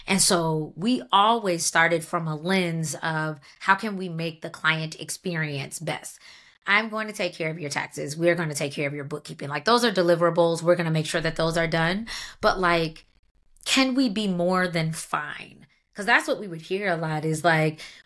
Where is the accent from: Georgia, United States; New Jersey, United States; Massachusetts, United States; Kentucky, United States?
Georgia, United States; Atlanta; moved away as an adult; now in Washington, D.C., United States; I'm from Atlanta, so I worked at like major companies down there